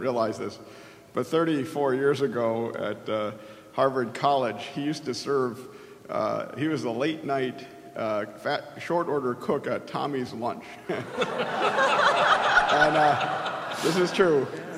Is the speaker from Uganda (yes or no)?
no; South Korea; but also with my home country of Korea.